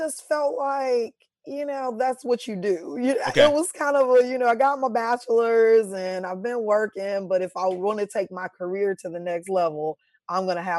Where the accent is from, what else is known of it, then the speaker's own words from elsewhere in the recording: Chicago, Illinois, United States; now in Nashville, United States; And I was like, okay, I'm coming from Chicago. I'm used to being able to go out whenever I want to, find Black people whenever I want to.